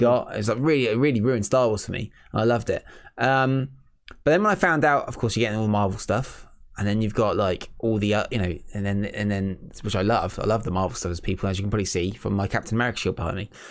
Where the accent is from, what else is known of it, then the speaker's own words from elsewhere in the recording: England, United Kingdom; being English people